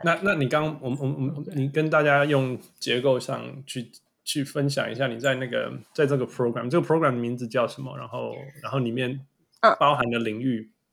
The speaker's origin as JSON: {"language": "Chinese", "country": "Canada", "said": "我们加拿大人是，会学法语"}